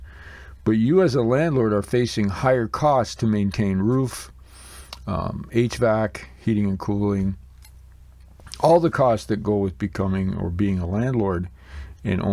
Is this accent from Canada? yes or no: yes; Blenheim, Ontario, Canada; I took a look at my hometown here in Blenheim, Ontario, Canada